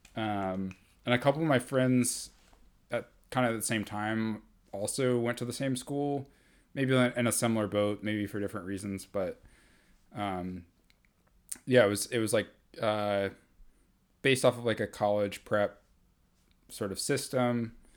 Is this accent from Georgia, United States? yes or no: yes; Atlanta, Georgia, United States; I grew up here in Atlanta.